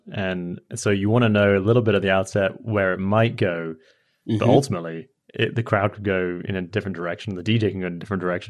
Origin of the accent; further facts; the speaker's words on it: London, United Kingdom; moved away as an adult; now in Los Angeles, United States; I grew up in London.